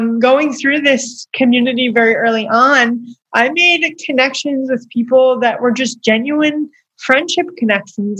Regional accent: Long Island, New York, United States; I'm from Long Island, so I mean, I grew up in New York

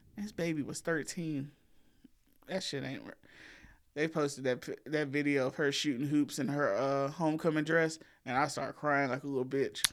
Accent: the South, Southern United States, United States; accent: country; We are still Southerners

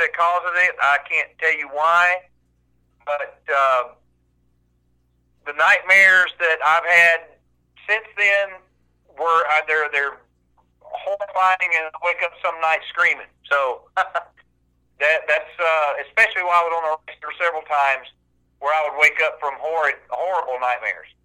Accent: the South, United States; I grew up here in the South hunting and fishing and camping

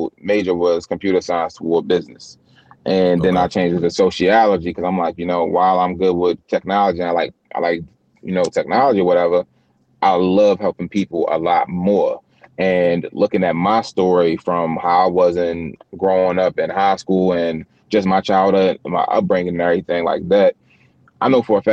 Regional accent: Baltimore, Maryland, United States; me being from where I'm from, in Baltimore, like West Baltimore City

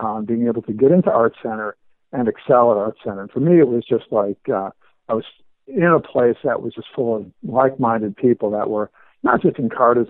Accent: Los Angeles, California, United States; I grew up in Los Angeles

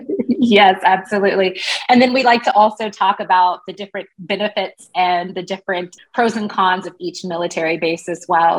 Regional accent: Wichita, Kansas, United States; moved away; also born or lived in Spokane, Washington; I grew up in Wichita, Kansas.

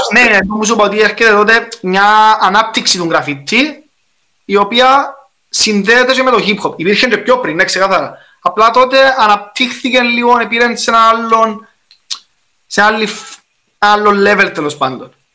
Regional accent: Cyprus; accent: Cypriot; μιλώ κυπριακά

